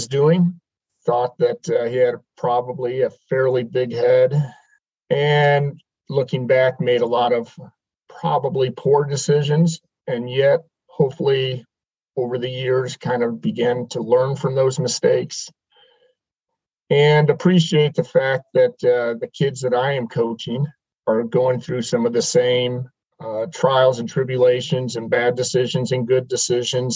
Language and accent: English; Fort Wayne, Indiana, United States; now in Kansas City, United States; I grew up in Fort Wayne, Indiana.